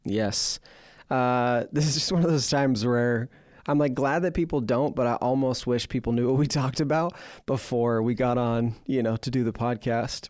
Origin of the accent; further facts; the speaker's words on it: Portland, Oregon, United States; growing up in Portland, we had the Portland Winterhawks